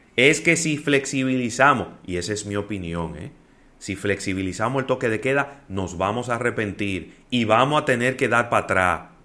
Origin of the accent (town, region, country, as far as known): Dominican Republic